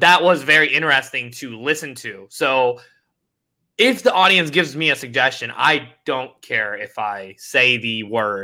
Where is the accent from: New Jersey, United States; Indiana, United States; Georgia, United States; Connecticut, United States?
Indiana, United States; I'm from Indiana